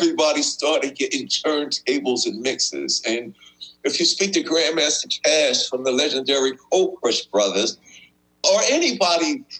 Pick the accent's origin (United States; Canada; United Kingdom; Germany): United States; New York City, New York; me and my brother, we grew up in Queens.